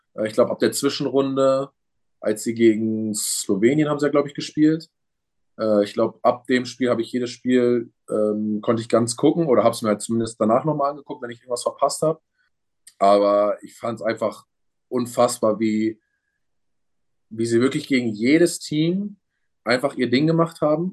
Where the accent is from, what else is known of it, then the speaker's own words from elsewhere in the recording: Germany; in Deutschland bleiben will, weil es mein Heimatland ist